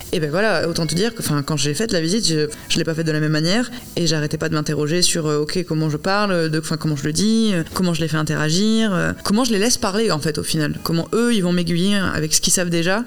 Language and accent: French; Bordeaux, Nouvelle-Aquitaine, France; je suis bordelaise, que je suis née là et que j'ai vécu toute ma vie ici